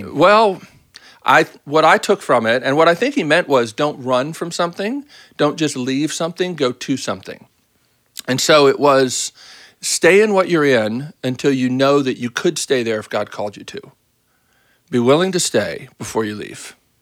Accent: Baltimore, Maryland, United States; I grew up in Baltimore

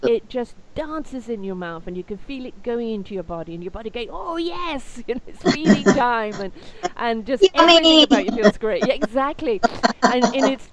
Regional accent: United Kingdom; I'm British

